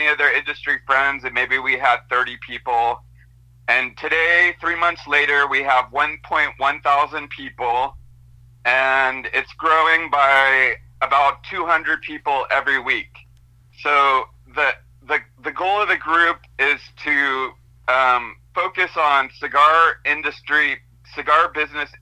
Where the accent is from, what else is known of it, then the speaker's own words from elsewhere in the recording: Monterey, California, United States; also born or lived in Stockton, California; I ended up living with my dad and his new wife, who had a daughter, and I also had a brother who's 4 years older than me. And we were living in Monterey.